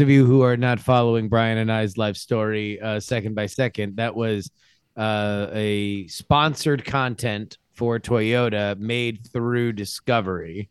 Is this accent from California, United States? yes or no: no; Florida, United States; moved away; It's my home state